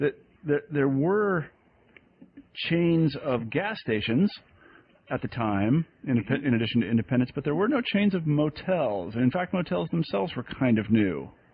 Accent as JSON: {"language": "English", "region": "Kansas", "country": "United States", "tie": "born or raised there", "said": "I know that where I grew up in Kansas, that it was precisely, as you say, there was the U.S. highway that went through Wichita, and it went right downtown"}